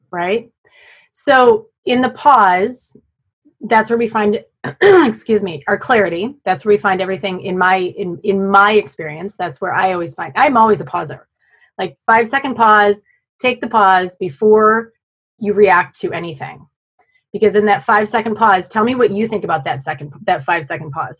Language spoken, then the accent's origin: English; Black Earth, Wisconsin, United States; near my hometown of Black Earth